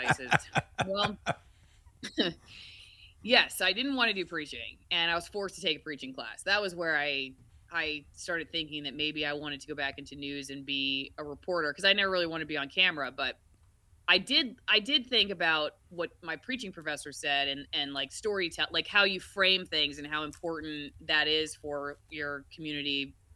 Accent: Tampa, Florida, United States; moved away as an adult; also born or lived in Macon, Georgia / Knoxville, Tennessee; I moved to Tampa, Florida. I'm actually from Florida, and that's my hometown

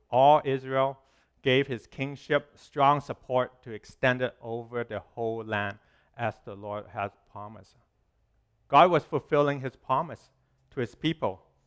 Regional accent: Hong Kong; moved away; When I was growing up in Hong Kong, when I was little

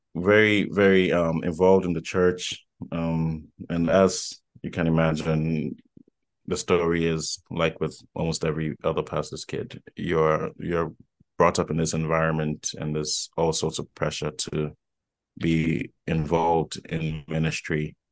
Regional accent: Accra, Greater Accra, Ghana; was born and raised in Accra, Ghana.

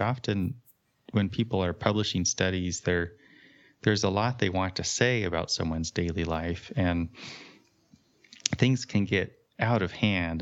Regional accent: California, United States; moved away; I grew up in California

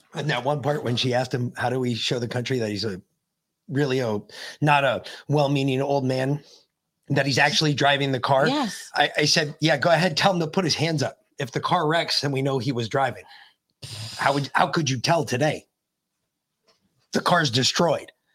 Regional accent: New York, United States; moved away; I'm originally a New Yorker

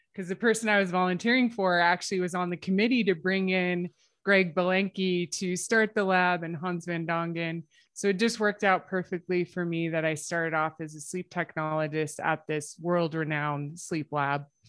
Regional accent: United States; now in Calgary, Canada; I am American

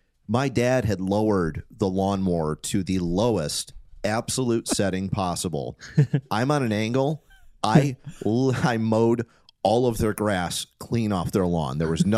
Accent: Detroit, Michigan, United States; I grew up in Detroit

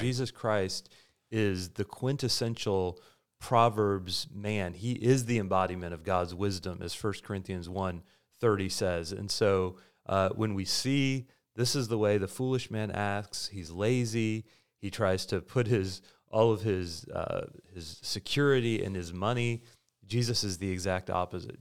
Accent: United States; As Americans

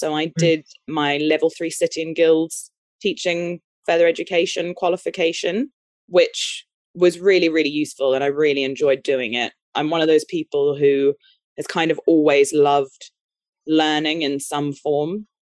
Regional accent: Brazil; born there; I was born in Brazil. My dad's English. My mum's a Kiwi.

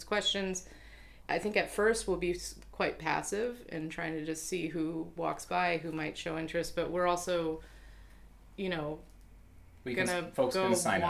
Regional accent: Seattle, Washington, United States; moved away; I grew up in Seattle

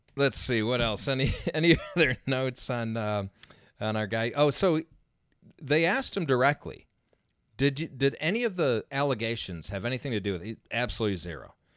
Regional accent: Indiana, United States; I grew up in Indiana.

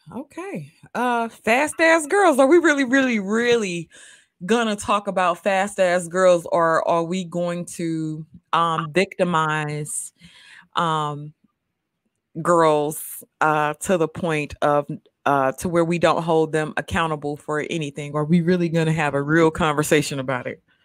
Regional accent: Mississippi, United States; me growing up in Mississippi

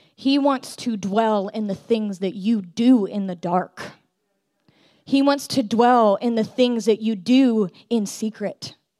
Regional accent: California, United States; I grew up in California, born and raised

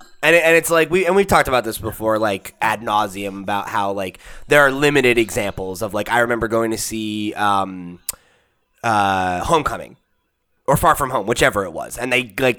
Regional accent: New Jersey, United States; moved away; where I grew up in Jersey

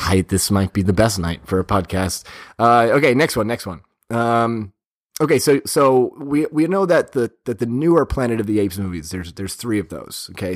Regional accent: Boston, Massachusetts, United States; I'm from Boston

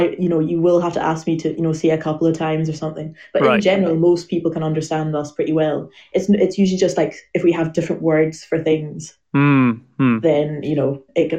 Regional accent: Highlands and Islands of Scotland, United Kingdom; accent: Highlands and Islands Scottish; I'm from the Highlands and Islands of Scotland. So I'm from, you know, way up north. So our accent is sort of a cross between Scottish and sort of Scandinavian.

